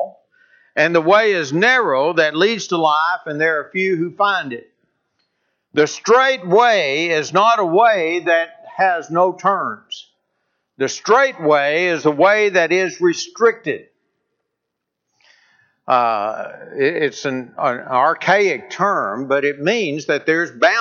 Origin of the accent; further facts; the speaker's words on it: North Alabama, United States; moved away as an adult; also born or lived in Kentucky; I grew up in North Alabama